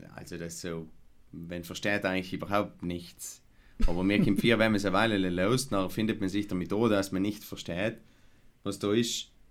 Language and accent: German; Lana, Trentino-Alto Adige, Italy; ich das erste Mal mitgetan habe, bei ich ein Weihnachtsspiel äh, von der Volksbühne in Lana, wäre ich vielleicht fünf oder sechs gewesen sein